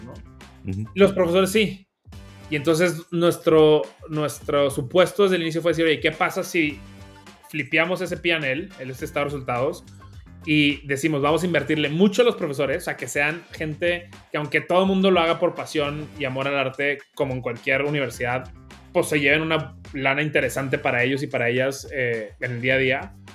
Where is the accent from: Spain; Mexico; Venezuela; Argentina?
Mexico; Monterrey, Nuevo León; accent: norteño; como pueden escuchar, soy regio, también norteño orgullosamente. Y realmente pues vengo de una familia bastante eh, normalita en Monterrey